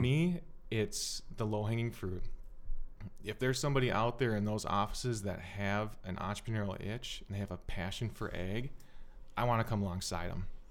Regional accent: South Metro, Minnesota, United States; I was born in the South Metro.

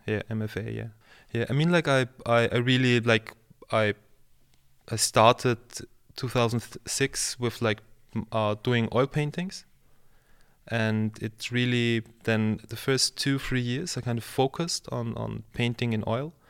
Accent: Vienna, Austria; also born or lived in Lower Austria; I'm from Vienna, so I was born in Vienna, and I kind of, since then I live and work in Vienna and Lower Austria

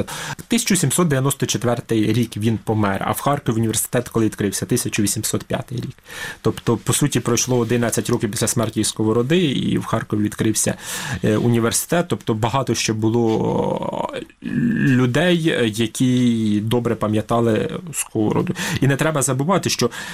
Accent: Chornukhy, Poltava Oblast, Ukraine; moved away as an adult; also born or lived in Kyiv; Я навіть приїхав на навчання до Києва. Кажу, я з Чорнух

